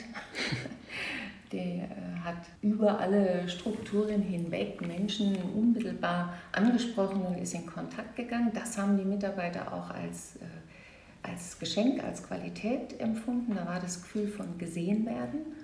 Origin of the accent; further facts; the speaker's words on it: Saarland, Germany; moved away as an adult; also born or lived in Baden-Württemberg; ich bin auch geboren, aufgewachsen im Saarland, in einer kleinen, sehr bürgerlichen Gemeinschaft